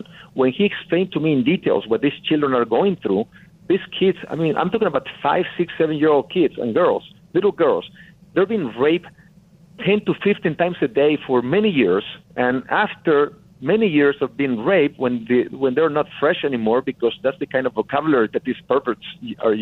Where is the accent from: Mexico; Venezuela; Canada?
Mexico; Tamaulipas; English is a second language; moved away as an adult; I'm from Mexico, from a very small town, northern Mexico, in the state of Tamaulipas.